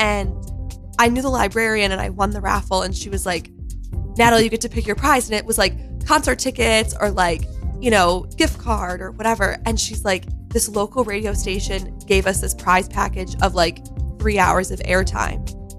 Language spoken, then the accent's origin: English; Rochester, New York, United States; now in New York City, United States; I'm originally from Rochester, New York. So okay. Like way up by Canada. And then moved to the city.